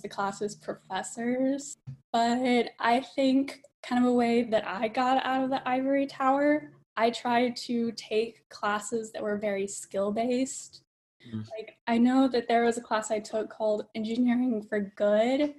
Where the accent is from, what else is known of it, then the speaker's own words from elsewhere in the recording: Alabama, United States; moved away as an adult; now in California, United States; I grew up in Alabama.